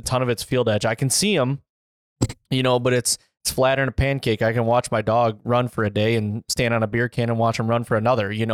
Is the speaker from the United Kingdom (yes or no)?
no; Michigan, United States; I grew up in Michigan